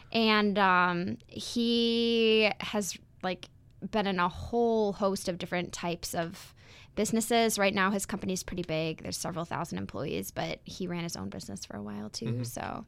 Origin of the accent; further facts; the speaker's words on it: Beaver Dam, Wisconsin, United States; also born or lived in Park Ridge, Illinois; I was born in Park Ridge, Illinois. And I lived there with my mom and my dad and my younger sister and my brother until I was in second grade. And then we moved to Beaver Dam, Wisconsin, which is where I grew up